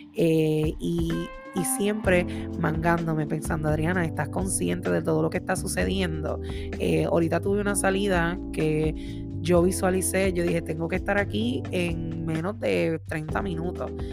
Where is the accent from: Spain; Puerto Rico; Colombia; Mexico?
Puerto Rico; Orocovis; moved away as an adult; now in Massachusetts, United States; una jibarita de Orocovis